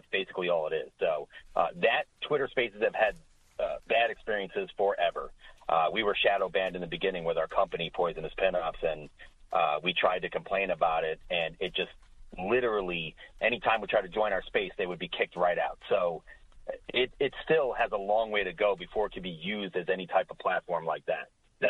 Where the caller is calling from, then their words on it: Galloway, New Jersey, United States; So, yeah, I'm Galloway, Jersey